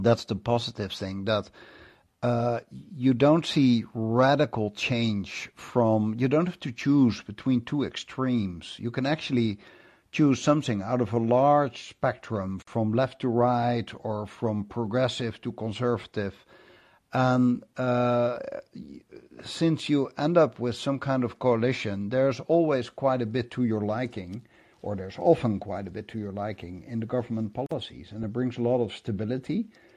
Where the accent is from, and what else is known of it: Netherlands